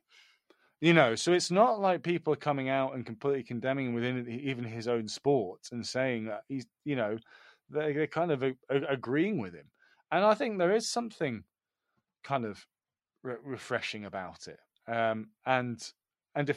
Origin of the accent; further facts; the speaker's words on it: United Kingdom; us Brits